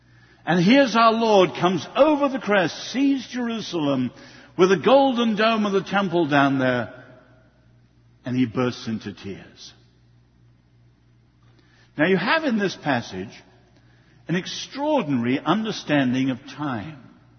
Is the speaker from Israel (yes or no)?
no; China; born there; I was born in China and I love the Greeks and the Romans